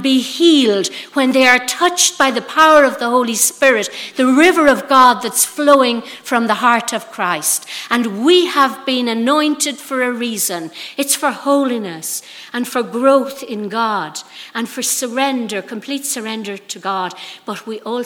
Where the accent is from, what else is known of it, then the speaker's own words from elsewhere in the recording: Ireland; now I'm speaking from Ireland